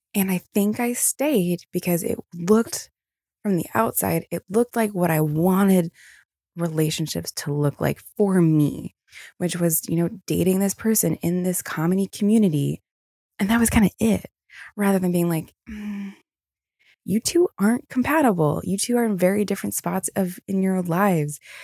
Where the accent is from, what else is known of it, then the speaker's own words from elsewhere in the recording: Virginia, United States; also born or lived in Newport News, Virginia; I'm from Virginia. I used to live in Newport News